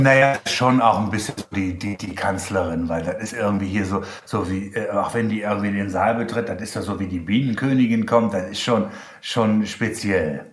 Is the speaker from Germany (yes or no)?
yes; Germany; accent: German; mein deutscher Akzent